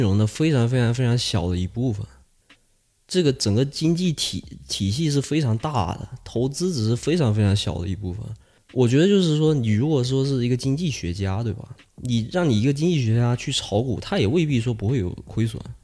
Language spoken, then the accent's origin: Chinese; China; moved away; 我，呃，小时候在国内的一些，呃，与一些老师的一些不愉快的经历